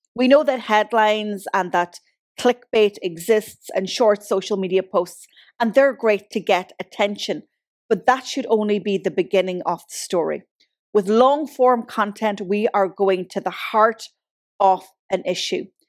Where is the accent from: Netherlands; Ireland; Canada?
Ireland; now in Galway, Ireland; I'm from Donegal and I live in Galway